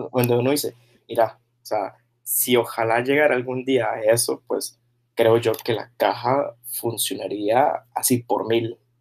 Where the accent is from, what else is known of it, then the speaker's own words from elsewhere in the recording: Carrillo, Guanacaste, Costa Rica; moved away as an adult; also born or lived in Sabanilla / Heredia / Liberia; yo siendo de Carrillo, yéndome a, primero a, a, Sabana, a, perdón, a Sabanilla, y luego a Heredia